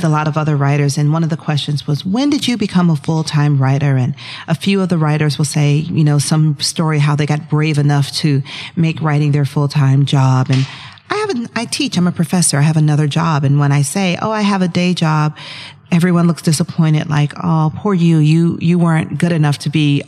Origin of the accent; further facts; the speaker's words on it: Atlanta, Georgia, United States; I grew up in Atlanta, Georgia, so I'm a Southerner